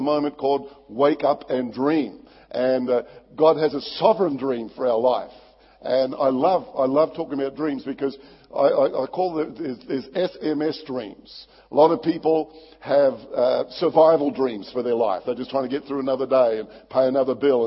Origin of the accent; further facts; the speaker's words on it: Barossa Valley, South Australia, Australia; I was brought up in the Barossa Valley, beautiful wine growing area in South Australia